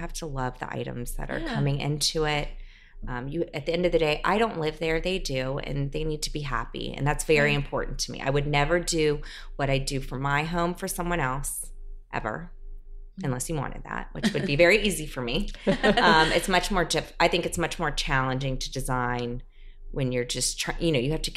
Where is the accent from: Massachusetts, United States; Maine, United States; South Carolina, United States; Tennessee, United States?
South Carolina, United States; born or raised there; also born or lived in New Orleans, Louisiana; now in New York, United States